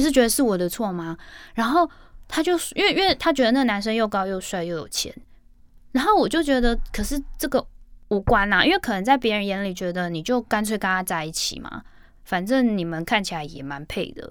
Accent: Hong Kong; moved away; 我也是在香港出生

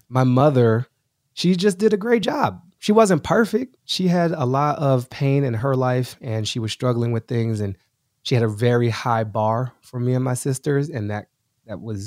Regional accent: Washington, District of Columbia, United States; moved away as an adult; also born or lived in Boston / New York City; now in Los Angeles, United States; I'm an East Coaster through and through. So I grew up in Washington D.C.

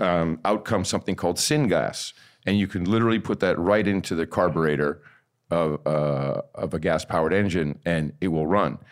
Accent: Amsterdam, North Holland, Netherlands; now in United States; I grew up in Amsterdam

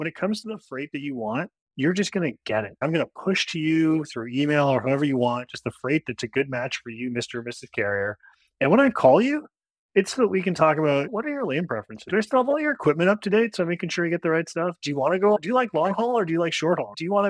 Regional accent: Ottawa, Ontario, Canada; also born or lived in Kingston, Ontario; I'm originally Canadian. I grew up in Ottawa, the capital.

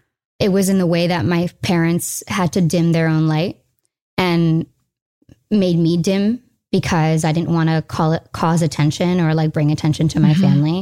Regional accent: United States; I'm an American. Here's my mother.

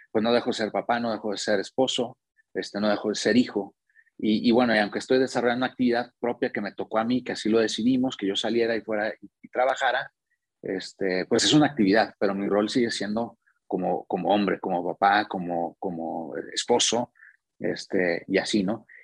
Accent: Monterrey, Nuevo León, Mexico; moved away as an adult; now in Querétaro, Mexico; ahora vivimos en Querétaro desde hace, desde hace un tiempo, pero bueno, venimos de Monterrey y fue por, mi trabajo, ¿no?

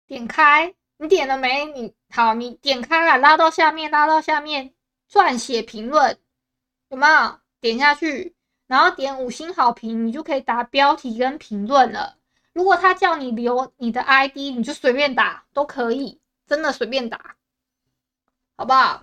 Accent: Taiwan; 我不是福建人，我是台湾人

